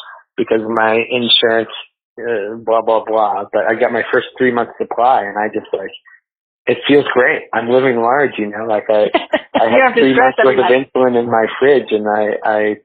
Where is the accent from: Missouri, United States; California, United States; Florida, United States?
Missouri, United States; Columbia; moved away as an adult; now in Madison, United States; I moved back to my hometown 5 years ago, which is Columbia, Missouri.